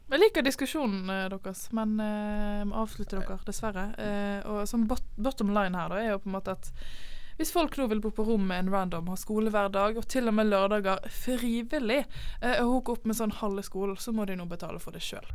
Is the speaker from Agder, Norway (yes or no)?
no; Bergen, Vestland, Norway; som en ekte bergenser